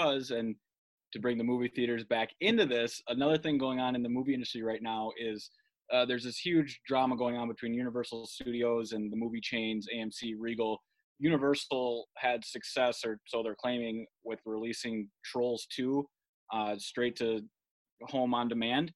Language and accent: English; Minnesota, United States; moved away as an adult; now in Cleveland, United States; my home state of Minnesota